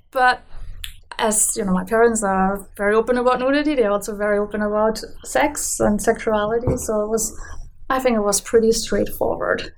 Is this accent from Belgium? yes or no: no; Germany; accent: German; English is a second language; also born or lived in Canada; now in Vancouver, Canada; as you can hear from my accent, I'm an immigrant to Canada from Germany.